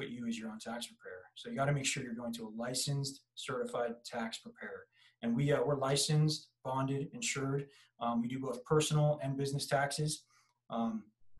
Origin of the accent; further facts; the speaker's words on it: San Diego, California, United States; born and raised in San Diego, California